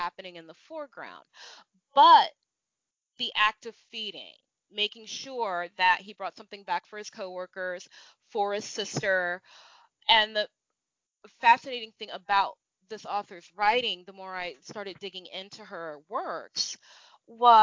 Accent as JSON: {"language": "English", "country": "United States", "tie": "born or raised there", "said": "growing up in the States, I'm not white"}